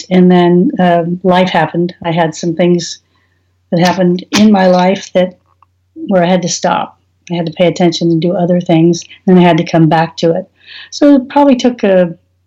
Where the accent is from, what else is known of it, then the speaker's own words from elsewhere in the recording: San Francisco Bay Area, Northern California, United States; now in Oklahoma City, United States; grew up in California